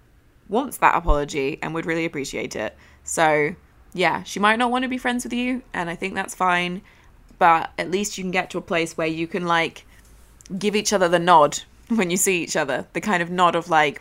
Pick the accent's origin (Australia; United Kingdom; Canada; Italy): Australia; Wait, it says …, not …, because I'm Australian and don't say it in the cool Irish way.